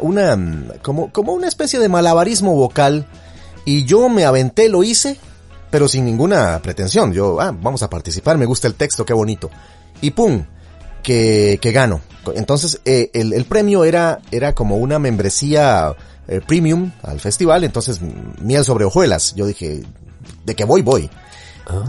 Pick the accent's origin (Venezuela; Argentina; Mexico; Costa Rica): Costa Rica; also born or lived in Chile; en Costa Rica es donde tenemos un acento